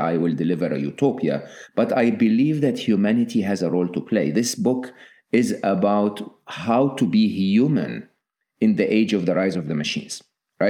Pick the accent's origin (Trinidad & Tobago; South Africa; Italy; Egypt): Egypt; moved away; I'm Egyptian, born and raised in Egypt, public school, public university in Egypt